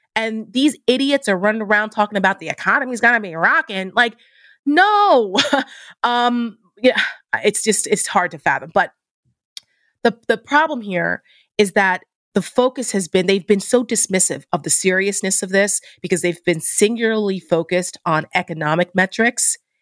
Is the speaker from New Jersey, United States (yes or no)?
yes; New Jersey, United States; I'm from New Jersey